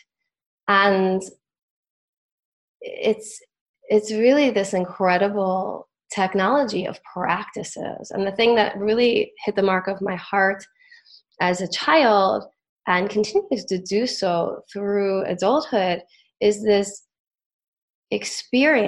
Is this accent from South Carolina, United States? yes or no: no; the Catskills, New York, United States; growing up in the Catskills at these different retreats